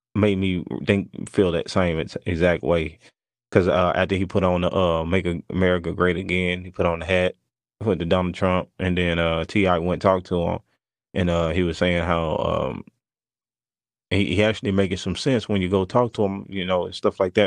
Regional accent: Mississippi, United States; moved away; also born or lived in Arkansas; I was from Mississippi, and I started doing music in Arkansas

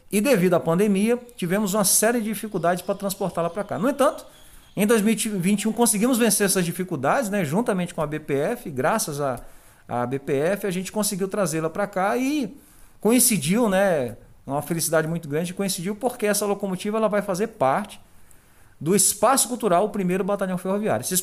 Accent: Northeast Region, Brazil; now in Lages, Brazil; eu não sou daqui, né? eu, não sou, eu não sou nem gaúcho, não sou nem do Rio Grande do Sul, não sou de, eu sou lá do Nordeste.

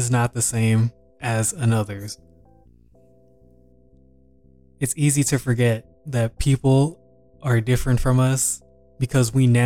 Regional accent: Texas, United States; also born or lived in Louisiana; I was born in Louisiana, but grew up predominantly in Texas

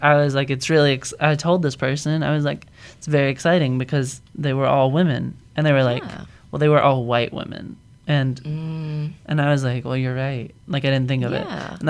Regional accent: the South, United States; I'm from the South, so mm-hmm. I have, like, just grown up surrounded by country music

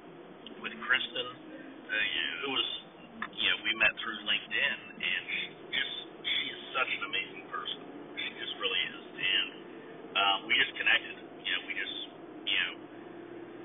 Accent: United States; accent: American; I'm in the United States, obviously from my accent

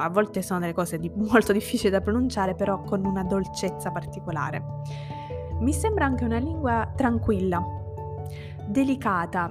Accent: Sicily, Italy; first language Italian and Sicilian; now in Turin, Italy; io sono siciliana

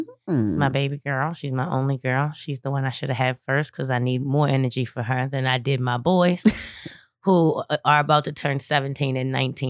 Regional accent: Baltimore, Maryland, United States; Born and raised in Zone 17 in West Baltimore.

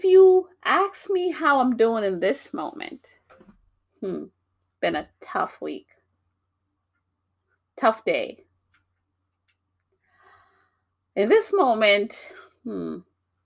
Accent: New York, United States; also born or lived in Jamaica; now in Massachusetts, United States; I was born in Jamaica, beautiful island. I grew up in New York, very busy place, but I now live in Massachusetts

